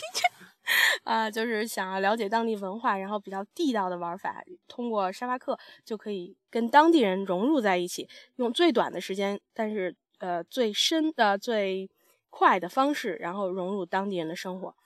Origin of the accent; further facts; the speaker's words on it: China; moved away; 你是中国人吗？我说是